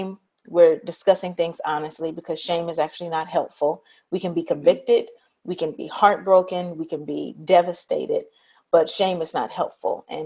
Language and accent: English; Memphis, Tennessee, United States; I grew up in Memphis